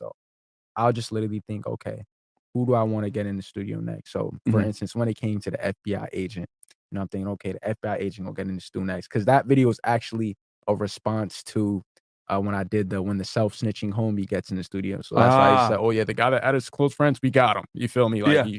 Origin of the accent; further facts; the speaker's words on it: Nigeria; The African kid, I'm Nigerian.